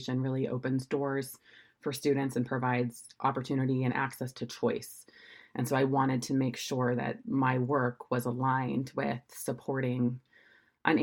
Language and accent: English; Oregon, United States; moved away as an adult; also born or lived in San Francisco; I'm from Oregon originally, so I'm one of the few born and raised in Oregon